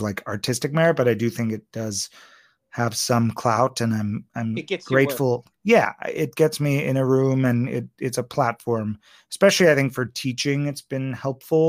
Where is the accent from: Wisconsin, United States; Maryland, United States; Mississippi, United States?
Maryland, United States; accent: Maryland; we are both from Maryland